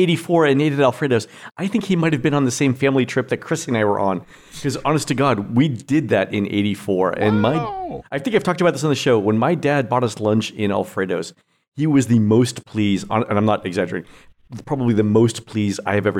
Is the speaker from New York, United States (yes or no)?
no; Fort Lauderdale, Florida, United States; I'm from Fort Lauderdale.